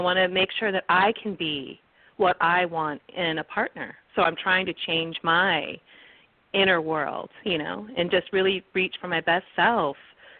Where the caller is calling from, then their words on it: California, United States; I'm calling from California